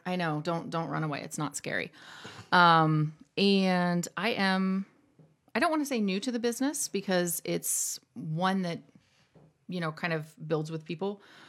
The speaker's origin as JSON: {"language": "English", "town": "Zanesville", "region": "Ohio", "country": "United States", "tie": "born or raised there", "also_born_or_lived": "Illinois", "said": "I was born in Illinois, a military family, so we actually moved here when I was pretty young. I grew up in Zanesville, also known as Zanes Vegas"}